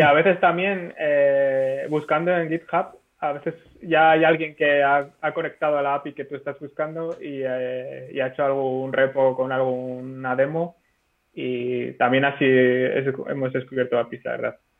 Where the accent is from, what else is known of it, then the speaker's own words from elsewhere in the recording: Zaragoza, Aragon, Spain; soy de Zaragoza